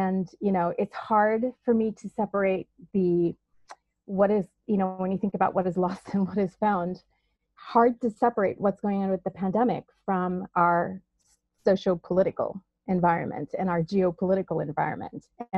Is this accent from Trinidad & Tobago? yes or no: yes; Trinidad & Tobago; In Trinidad.